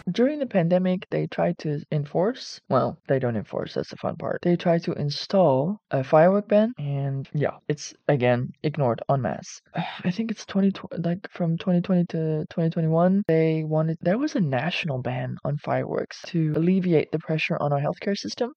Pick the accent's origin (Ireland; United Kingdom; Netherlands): Netherlands; I'm from the Netherlands, which is a European Union country.